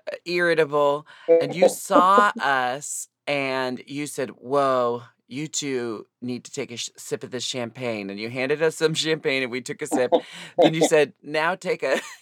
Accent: Portland, United States; moved away; also born or lived in Seattle; I'm from Portland

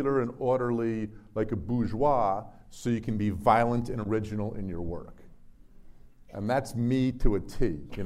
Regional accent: New Jersey, United States; my home state of New Jersey

